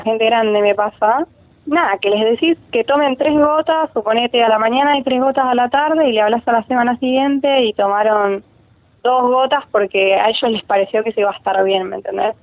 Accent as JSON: {"language": "Spanish", "town": "Rosario", "region": "Santa Fe", "country": "Argentina", "said": "soy de Rosario, tengo 25 años"}